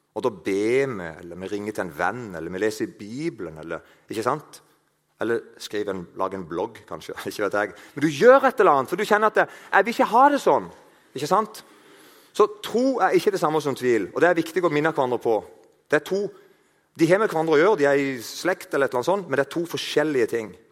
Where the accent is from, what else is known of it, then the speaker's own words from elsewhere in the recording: Eiken, Agder, Norway; moved away; Jeg kommer fra plass til Eiken. Der snakker de ikke helt sånn, men det ligner litt.